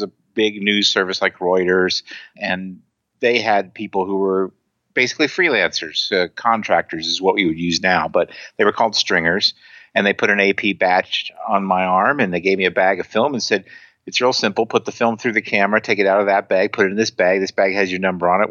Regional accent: Indianapolis, Indiana, United States; I grew up in Indianapolis, Indiana, where the Indianapolis 500 is located

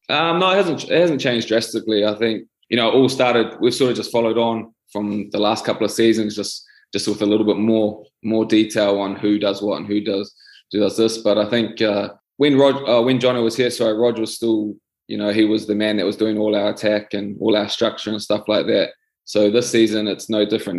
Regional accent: New Zealand; moved away as an adult; now in France; growing up in New Zealand

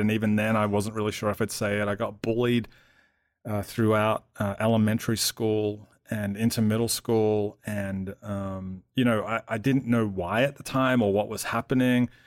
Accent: Melbourne, Victoria, Australia; moved away as an adult; now in Atlanta, United States; I grew up in Melbourne

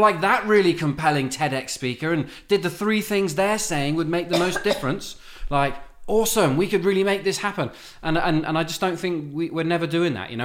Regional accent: United Kingdom; accent: British; moved away; My charming British accent.

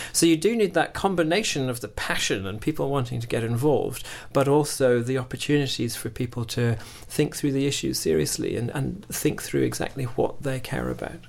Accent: Scotland, United Kingdom; moved away; I'm, I'm originally from Scotland

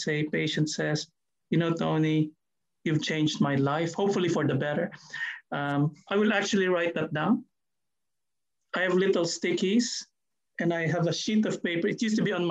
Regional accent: Philippines; now in New Zealand; I'm Filipino

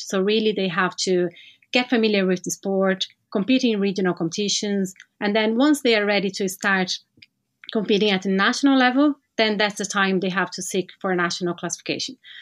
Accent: Brazil; moved away as an adult; now in Ireland; I'm from Brazil

